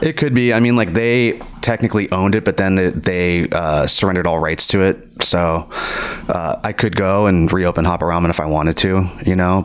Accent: California, United States; also born or lived in Virginia; We ended up moving to California when I was I don't know like eight or nine or something like that you know, I'm definitely California raised

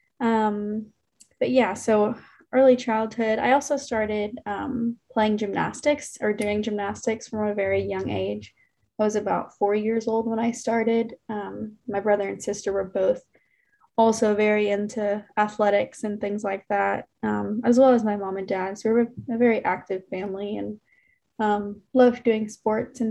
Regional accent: Memphis, Tennessee, United States; moved away as an adult; now in Alabama, United States; I'm from Memphis, Tennessee originally. And I grew up with a brother and a sister

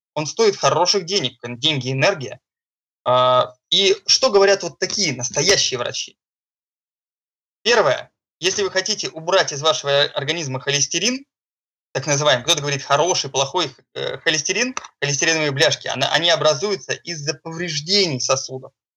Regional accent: Saint Petersburg, Russia; я из Санкт-Петербурга.

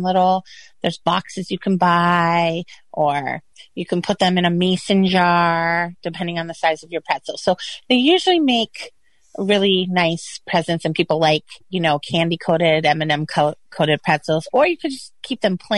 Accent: Kissimmee, Florida, United States; I am from Kissimmee or Kissimmee.

